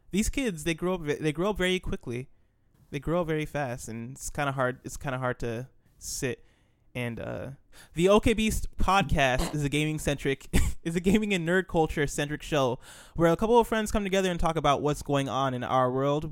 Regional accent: United States; we're American

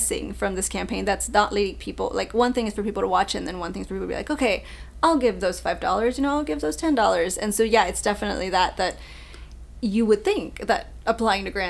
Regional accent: Mexico City, Mexico; moved away; also born or lived in Monterrey, Mexico; I am from Mexico City, but I lived in Monterrey, Mexico.

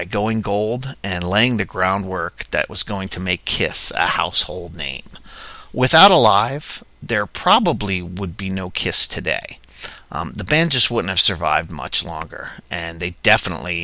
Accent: New Jersey, United States; my home state, New Jersey.

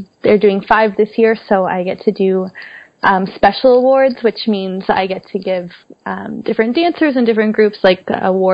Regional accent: Pickering, Ontario, Canada; I'm from Pickering, Ontario, which is east of Toronto

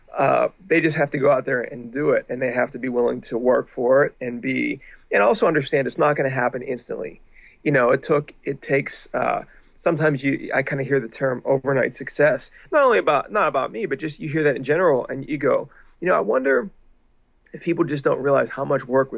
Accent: Pittsburgh, Pennsylvania, United States; now in Los Angeles, United States; I grew up in Pittsburgh, and once I moved to Los Angeles

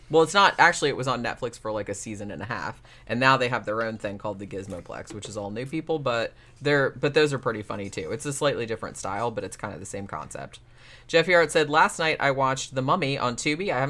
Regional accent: Germany; English is a second language; I'm from Germany, a country with a huge dubbing culture.

